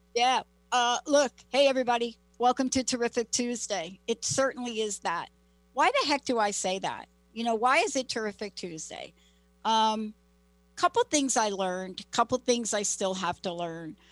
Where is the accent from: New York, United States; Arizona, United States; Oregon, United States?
New York, United States; New York City; now in Seattle, United States; growing up in the Bronx and living in the projects